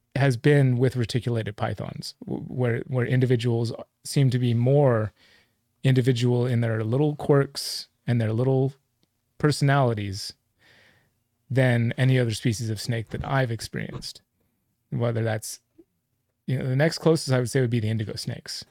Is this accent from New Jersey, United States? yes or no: no; Livermore, California, United States; I grew up in Livermore